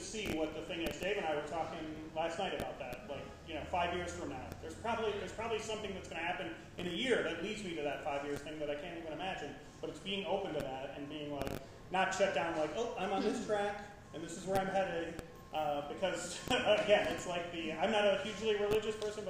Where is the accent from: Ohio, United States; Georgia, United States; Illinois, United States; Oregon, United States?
Illinois, United States; Chicago; I'm a Midwest person. I grew up in Chicago